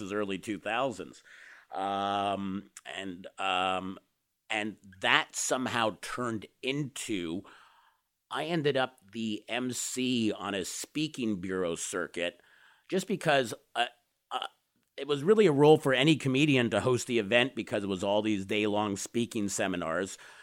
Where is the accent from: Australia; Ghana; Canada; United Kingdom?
Canada; I'm a Canadian